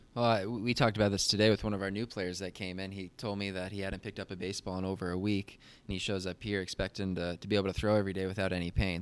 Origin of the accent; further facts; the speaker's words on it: Phoenix, Arizona, United States; also born or lived in Virginia; I'm from Phoenix, Arizona, and twenty-five years old, went to South Mountain Community College